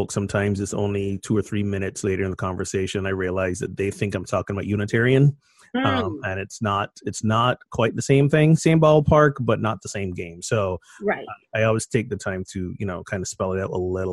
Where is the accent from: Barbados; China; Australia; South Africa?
Barbados; moved away as an adult; now in Amesbury, United States; But I'm originally from Barbados, and I was born and I grew up there